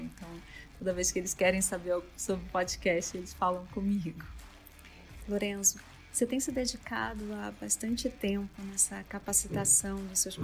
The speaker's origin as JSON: {"language": "Portuguese", "region": "Rio de Janeiro", "country": "Brazil", "moved": "as an adult", "lives_now": "São Paulo, Brazil", "said": "eu sou carioca, mas eu estou em São Paulo há mais de 16 anos"}